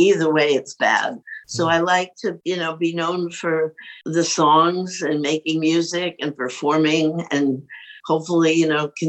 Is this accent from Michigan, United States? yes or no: no; New York City, New York, United States; I think about the way I grew up. It was a really great time. My parents, I grew up in New York City.